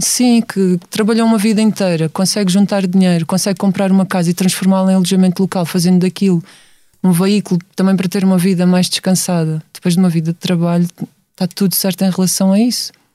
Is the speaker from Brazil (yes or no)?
no; Setúbal, Portugal; Eu venho de Setúbal, sempre vivi lá